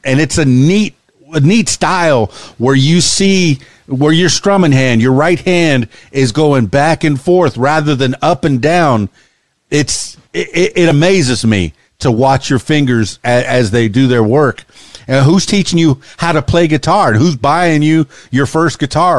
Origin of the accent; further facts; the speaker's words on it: Miami, Florida, United States; now in Arkansas, United States; I come from Miami, Florida, and the Florida Keys